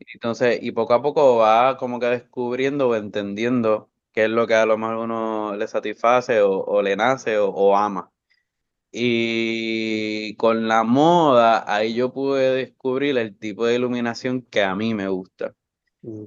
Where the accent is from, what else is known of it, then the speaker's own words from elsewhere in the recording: Bayamón, Puerto Rico; Yo soy de Bayamón Estudié en escuela privada y después pública.